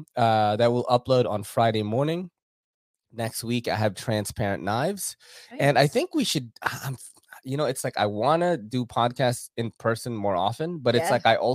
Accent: Philippines; I am an island boy, actually, because I'm from the Philippines.

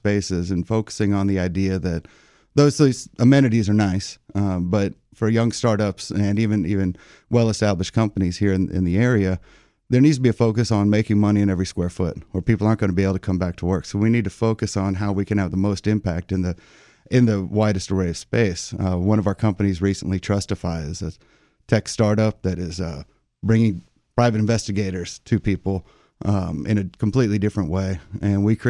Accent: Houston, Texas, United States; moved away as an adult; also born or lived in Dallas / San Antonio; now in Washington, D.C., United States; I grew up in Houston with a wonderful family

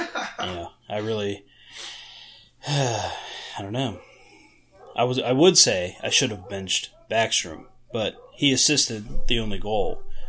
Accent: near Pittsburgh, Pennsylvania, United States; growing up near Pittsburgh

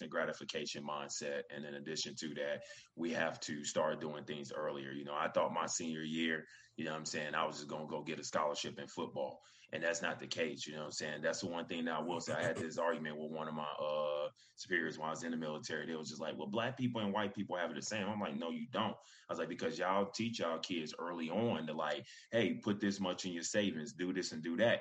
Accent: Hampton, Virginia, United States; I'm back in my home state of Virginia, VA. You know what I'm saying, Hampton.

